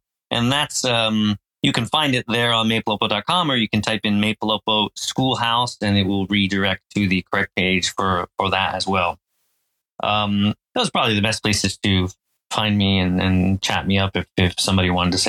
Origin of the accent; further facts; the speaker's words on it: Phillipsburg, New Jersey, United States; So I grew up in Jersey in America, kind of a semi-rural area of New Jersey called Phillipsburg. And I lived there until I went to college.